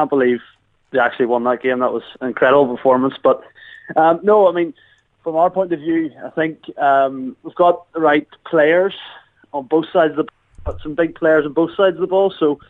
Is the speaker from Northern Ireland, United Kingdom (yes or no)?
yes; Northern Ireland, United Kingdom; we're technically Northern Irish